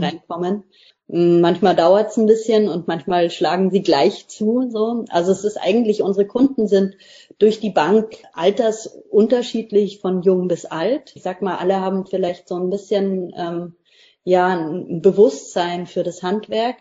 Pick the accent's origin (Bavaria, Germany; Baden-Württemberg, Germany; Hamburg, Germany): Bavaria, Germany; Lower; moved away as an adult; now in Mecklenburg-Vorpommern, Germany; wir kommen auch beide aus Niederbayern, sind beide auf dem Land groß geworden.